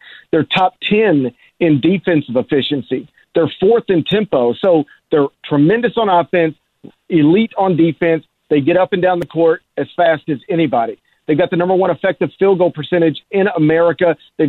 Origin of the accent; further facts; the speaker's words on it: the South, United States; I grew up in the South and still live there